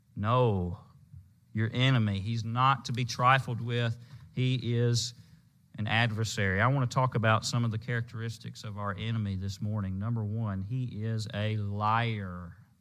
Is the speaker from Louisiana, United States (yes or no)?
yes; Louisiana, United States; When I was growing up in Louisiana